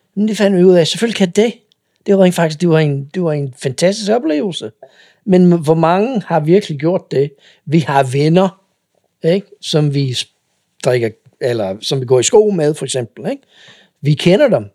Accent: United States; Danish is a second language; moved away as an adult; now in Denmark; jeg kommer fra USA

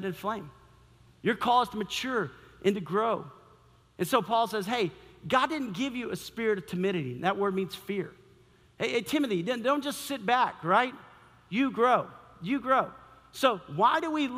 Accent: San Antonio, Texas, United States; I grew up in San Antonio, Texas

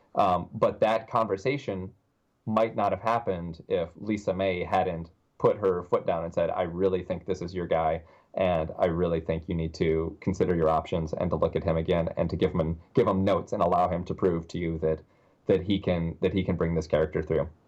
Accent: Tennessee, United States; also born or lived in New York / Las Vegas; now in Orlando, United States; I'm from Tennessee

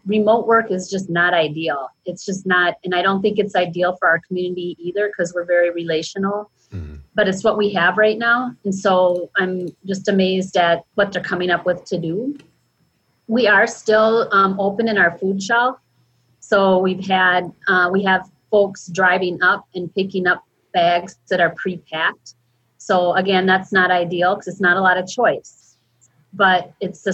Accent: Minneapolis, Minnesota, United States; I'm born and raised and still live in South Minneapolis

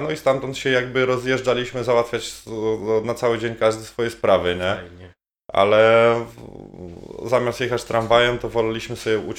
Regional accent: Halinów, Masovian Voivodeship, Poland; moved away; also born or lived in Warsaw; pod miastem, w sensie w Halinowej w Sulejówku. Halinów był wtedy w zasadzie taką wioską pod miastem. Na tyle blisko Warszawy

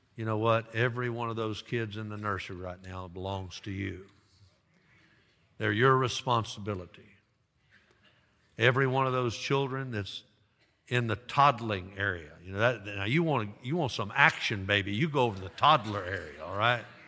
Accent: Dyersburg, Tennessee, United States; my hometown high school, Dyersburg High School

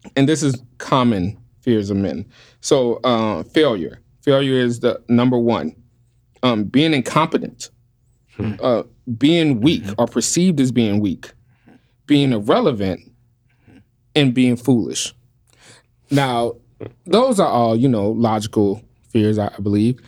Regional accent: New Orleans, Louisiana, United States; But I'm born and raised in New Orleans

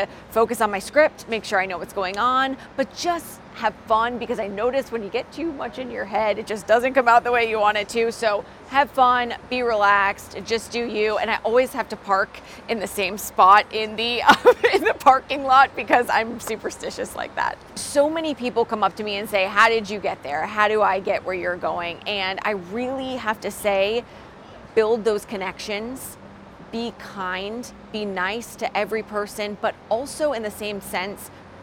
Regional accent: Boston, Massachusetts, United States; now in Raleigh, United States; I'm originally from Boston

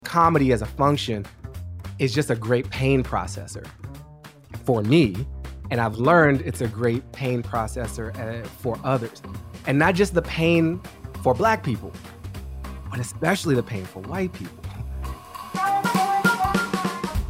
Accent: Washington, District of Columbia, United States; I grew up on Newton Street in Mount Pleasant, uh, Columbia Heights, the border of Sixteenth and Newton Street

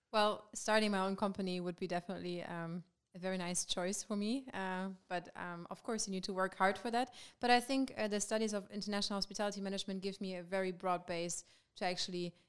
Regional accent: Germany; moved away as an adult; now in Maastricht, Netherlands; I'm from Germany

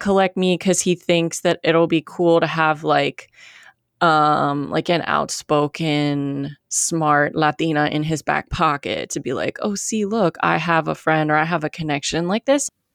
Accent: United States; I'm very American

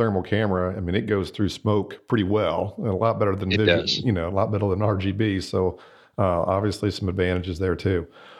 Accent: Florida, United States; Florida, I'm from Florida.

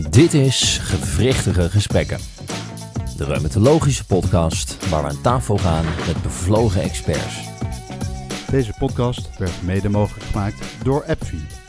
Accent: Rotterdam, South Holland, Netherlands; ik woon al heel mijn leven in Rotterdam.

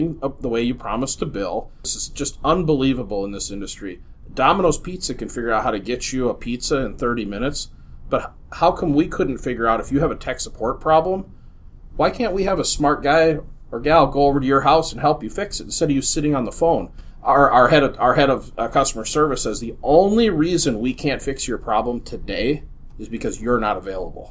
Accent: Minneapolis, Minnesota, United States; I grew up in Minneapolis.

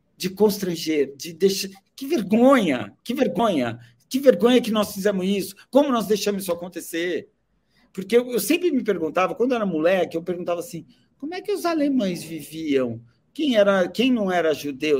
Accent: Brazil; como nós brasileiros

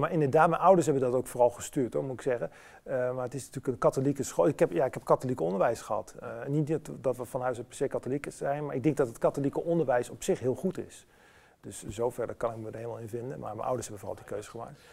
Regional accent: Enschede, Overijssel, Netherlands; moved away as an adult; geboren en getogen, blijft natuurlijk altijd je, je geboortestad

